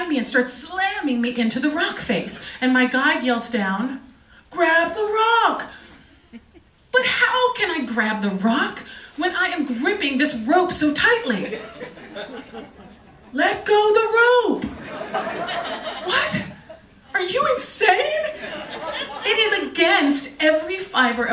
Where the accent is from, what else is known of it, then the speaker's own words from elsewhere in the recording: Washington, District of Columbia, United States; I'm from Washington, D.C.